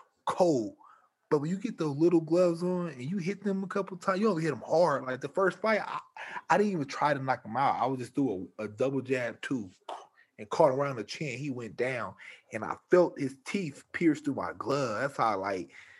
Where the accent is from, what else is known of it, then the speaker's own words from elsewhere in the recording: Omaha, Nebraska, United States; We grew up in Omaha together